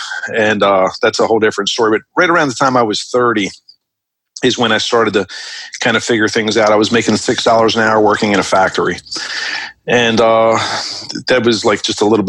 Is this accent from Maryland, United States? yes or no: yes; Baltimore, Maryland, United States; also born or lived in West Hollywood, California / Jacksonville, Florida; Where I grew up in Baltimore City, the ideal thing was to like get a job working at a factory